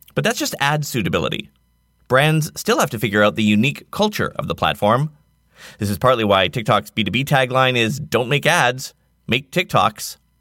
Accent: Nanaimo, British Columbia, Canada; my hometown of Nanaimo, BC, Canada

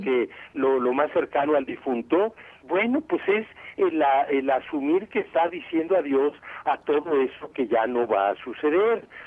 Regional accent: Mexico City, Mexico; moved away as an adult; now in Morelos, Mexico; aunque somos de la Ciudad de México, pues ya tenemos 16 años aquí, así que ya somos por ley morelenses

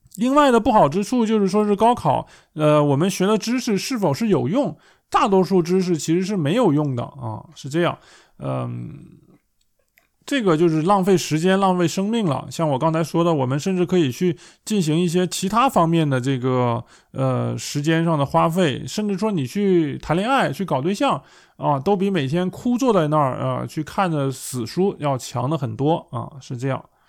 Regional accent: China; now in Germany; 我们在中国

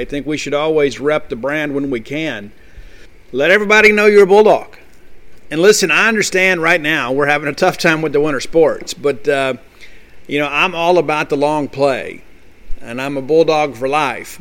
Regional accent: Columbia, Mississippi, United States; also born or lived in Canton, Mississippi; I am from Columbia, Mississippi. I grew up there

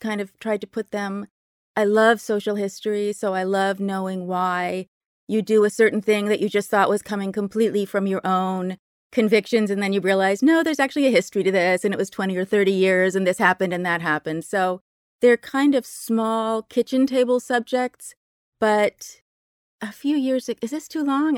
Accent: Berkeley, California, United States; I grew up in Berkeley, very lefty place

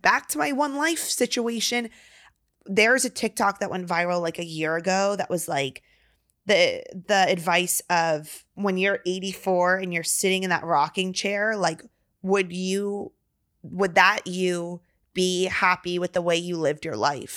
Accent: Virginia, United States; moved away as an adult; now in Texas, United States; we're from Virginia

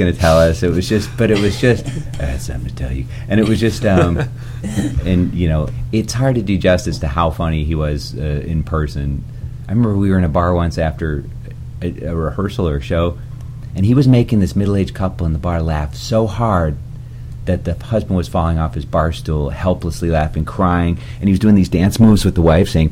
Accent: Chicago, Illinois, United States; I'm from Chicago

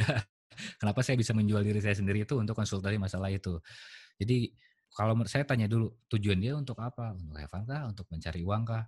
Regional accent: West Java, Indonesia; saya karakter orang Sunda saya

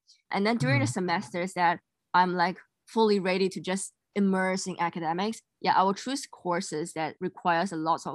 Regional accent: Singapore; moved away as an adult

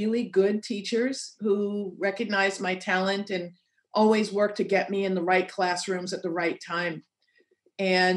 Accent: New York City, New York, United States; I'm from Queens Village.

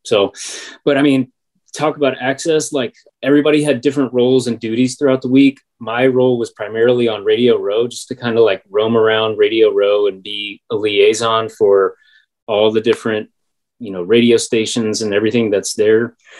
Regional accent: District of Columbia, United States; like my hometown station, 106.7 up in the DC area, and like the Sports Junkies

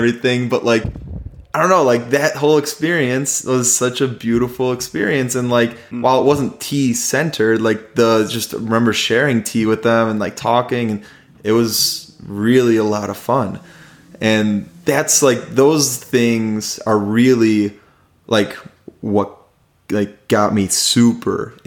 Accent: United States; I was American

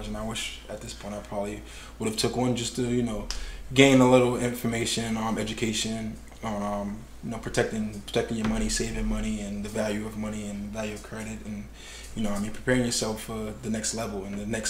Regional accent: Boston, Massachusetts, United States; Growing up in Mission Hill, in the city of Roxbury, you don't get a chance to value other people's culture

